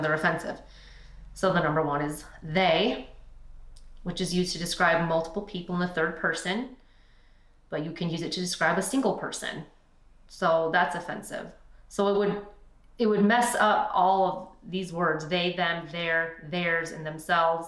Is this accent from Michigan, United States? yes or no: yes; Michigan, United States; We say you guys. We're from Michigan. We don't say y'all or yins